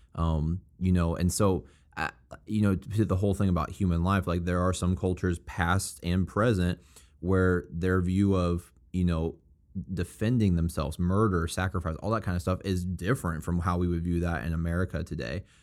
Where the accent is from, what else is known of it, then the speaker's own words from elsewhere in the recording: Springfield, Missouri, United States; I'm from Springfield, Missouri, and it's a college town